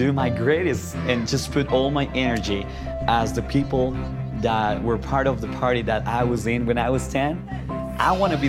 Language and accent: English; Ambato, Tungurahua, Ecuador; When I was 10 years old, I received an Operation Christmas Child shoebox in my hometown, Ambato, Ecuador